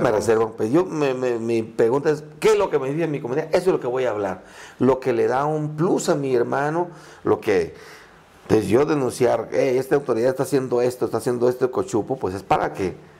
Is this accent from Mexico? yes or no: yes; Tierra Caliente, Michoacán, Mexico; first language Purépecha; Spanish is a second language; vengo de Tierra Caliente